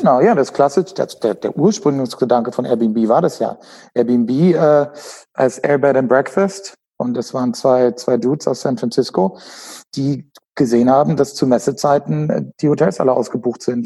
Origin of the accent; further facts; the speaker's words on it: Frankfurt Rhine-Main area, Hesse, Germany; moved away as an adult; geboren und aufgewachsen in Deutschland, ähm, im Frankfurter rhein gebiet